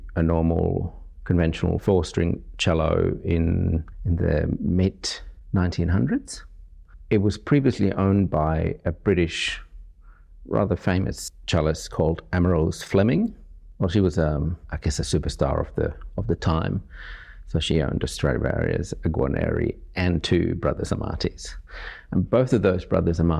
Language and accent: English; Finland; now in Sydney, Australia; I come from Finland originally, but I guess Sydney and Australia is now my home.